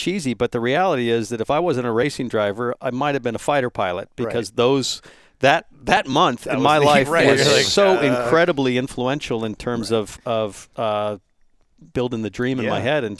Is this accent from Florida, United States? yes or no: no; San Francisco, California, United States; I grew up in San Francisco